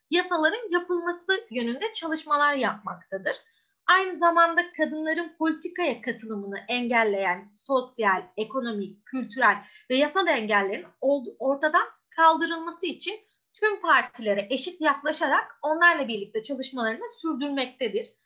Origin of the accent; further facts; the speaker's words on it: Istanbul, Turkey; born there; 1993 İstanbul doğumluyum.